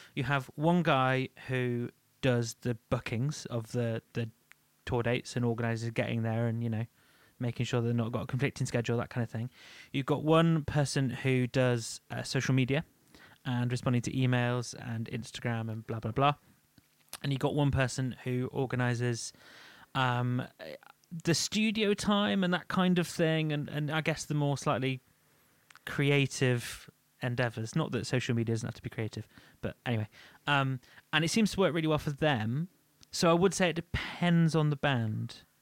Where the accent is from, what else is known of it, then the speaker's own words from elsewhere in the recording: United Kingdom; We're British.